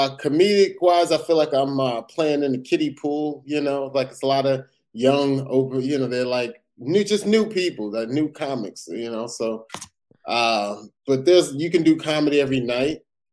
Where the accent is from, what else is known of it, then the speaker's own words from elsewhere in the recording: Perth Amboy, New Jersey, United States; the first time I ever touched the mic and told a joke was in my hometown, Perth Amboy, New Jersey.